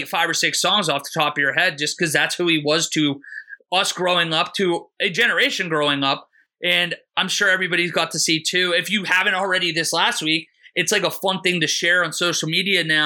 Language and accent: English; Pittsburgh, Pennsylvania, United States; I am from Pittsburgh